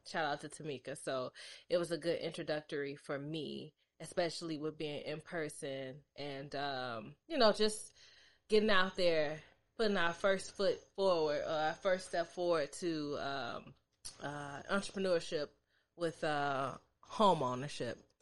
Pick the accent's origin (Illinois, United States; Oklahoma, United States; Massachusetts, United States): Illinois, United States; suburbs outside of Chicago; I was born in Chicago, but I was raised in the suburbs